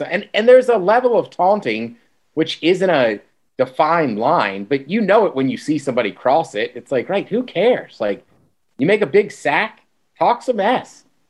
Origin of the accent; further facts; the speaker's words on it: College Park, Maryland, United States; technically I'm from College Park, not Baltimore.